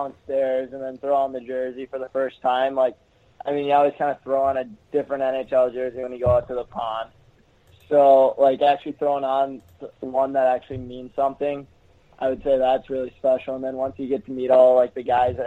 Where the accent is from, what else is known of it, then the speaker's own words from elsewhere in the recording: Elk River, Minnesota, United States; I grew up in Elk River